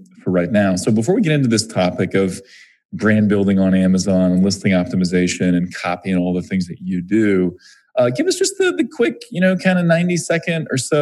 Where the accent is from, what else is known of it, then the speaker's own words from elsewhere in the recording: Missouri, United States; we're both from Missouri